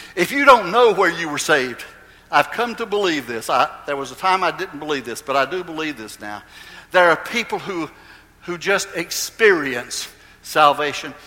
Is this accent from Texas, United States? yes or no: no; Goldsboro, North Carolina, United States; In those days in Goldsboro, it was a very, very prominent church in, in my hometown.